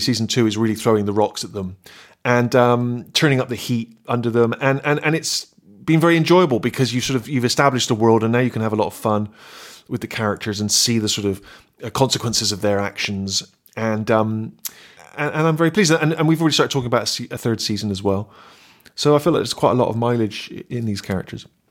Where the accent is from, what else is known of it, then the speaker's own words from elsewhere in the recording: Bristol, South West England, United Kingdom; accent: West Country; moved away as an adult; I'd grown up in Bristol. Everyone spoke the same way.